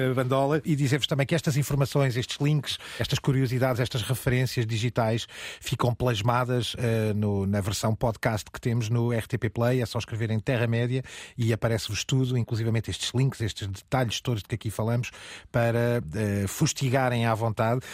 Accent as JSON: {"language": "Portuguese", "town": "Aveiro", "region": "Centro", "country": "Portugal", "tie": "born or raised there", "said": "na minha terra natal, em Aveiro"}